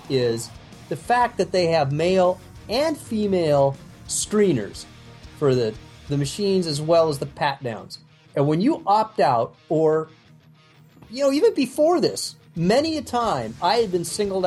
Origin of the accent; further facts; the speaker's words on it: United States; as an American